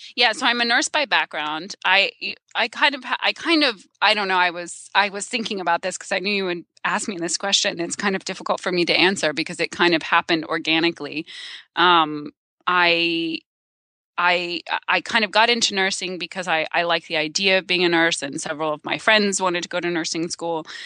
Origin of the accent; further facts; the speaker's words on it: Silver Spring, Maryland, United States; I am from the Maryland suburbs of Washington, D C.